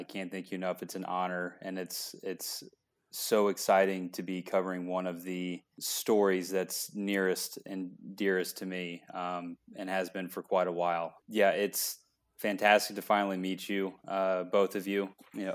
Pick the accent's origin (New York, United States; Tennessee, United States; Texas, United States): Tennessee, United States; Franklin; also born or lived in Nashville; I grew up in Franklin, a town right outside, but we moved to Nashville for high school